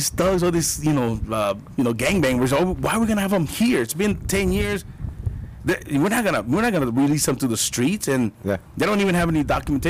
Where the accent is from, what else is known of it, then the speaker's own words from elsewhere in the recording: Tucson, Arizona, United States; I grew up here in Tucson, Arizona.